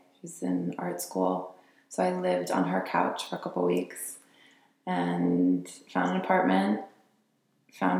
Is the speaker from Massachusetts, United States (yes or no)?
yes; Boston, Massachusetts, United States; moved away as an adult; now in San Francisco, United States; I'm from Boston